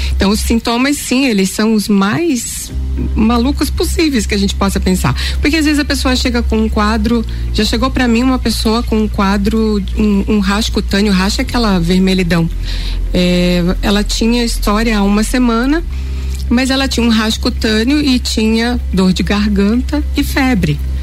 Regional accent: Pará, Brazil; Eu sou da terra da malária, né, gente? Eu nasci no Pará.

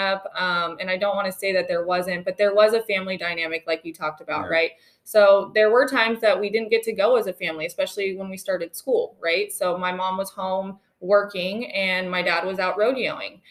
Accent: Wickenburg, Arizona, United States; also born or lived in Glendale, Arizona; I'm from Wickenburg, but born in Glendale

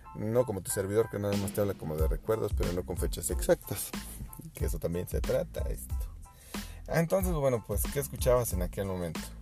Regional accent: Mexico; somos los mexicanos

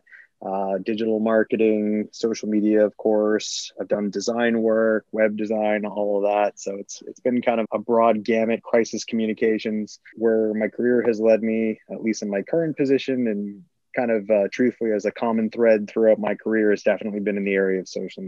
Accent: Boston, Massachusetts, United States; moved away as an adult; also born or lived in Miami; born and raised in Boston, Massachusetts

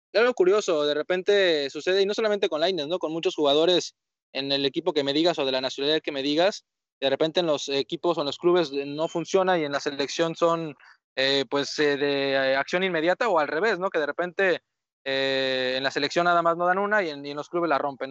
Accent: Mexico; nosotros como mexicanos

